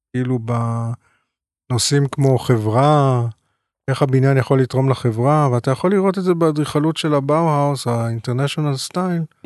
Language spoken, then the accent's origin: Hebrew; Tel Aviv, Tel Aviv District, Israel; גדלתי בבית באמת של סבא ואבא ברחוב הירקון 244